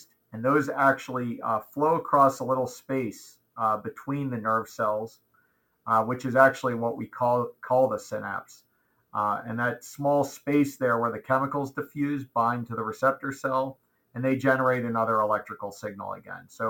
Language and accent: English; outside of Baltimore, Maryland, United States; moved away as an adult; also born or lived in Portland, Oregon; I was born in Maryland, raised mainly outside of Baltimore